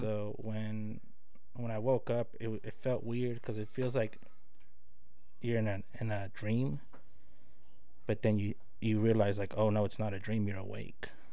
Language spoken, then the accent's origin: English; Tulsa, Oklahoma, United States; born or raised there; also born or lived in Los Angeles, California